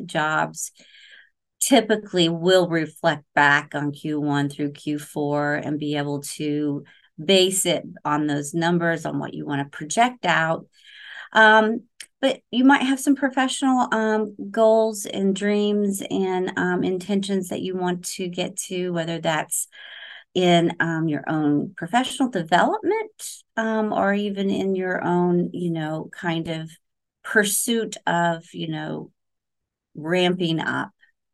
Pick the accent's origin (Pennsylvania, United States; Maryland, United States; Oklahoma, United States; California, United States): Oklahoma, United States; now in Florida, United States; So I'm a transplant from the Oklahoma area. I say you guys, not y'all.